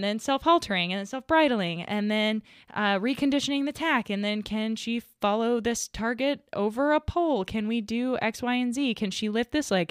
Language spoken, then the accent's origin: English; the South, United States; I was raised in the South